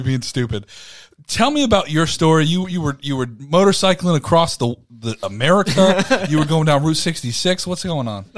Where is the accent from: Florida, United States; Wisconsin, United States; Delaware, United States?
Florida, United States; Ormond Beach; I was born in Ormond.